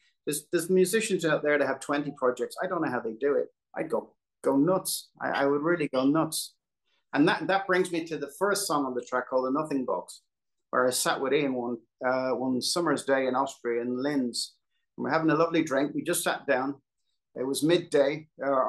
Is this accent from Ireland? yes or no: yes; Dublin, Leinster, Ireland; I grew up in Dublin